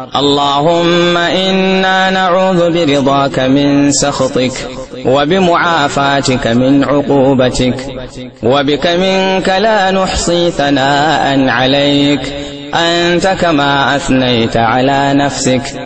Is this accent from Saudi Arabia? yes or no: no; Kano State, Nigeria; بلادنا نيجيريا